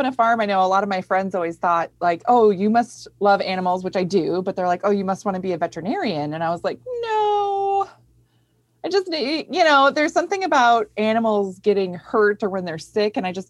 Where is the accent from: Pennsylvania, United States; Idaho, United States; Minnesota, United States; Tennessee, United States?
Minnesota, United States; Grew up in Minnesota, yeah, you know. And I grew up on a goat farm in Minnesota.